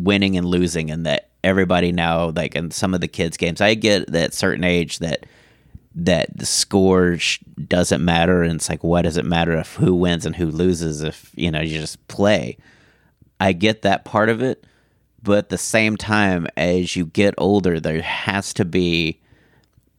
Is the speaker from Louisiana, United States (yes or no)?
no; Houston, Texas, United States; now in Dallas, United States; where I grew up in Houston